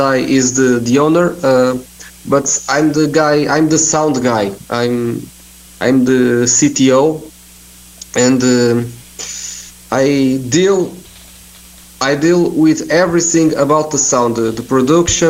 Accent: Portugal; I'm from here. I'm from Portugal

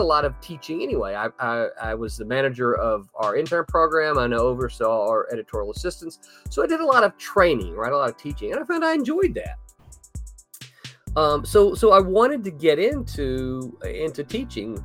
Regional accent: the South, United States; I am from the South

